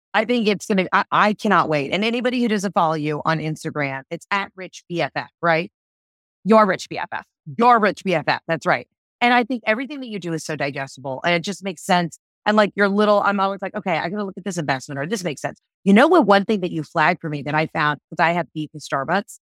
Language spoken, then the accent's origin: English; the South, United States; I'm from the South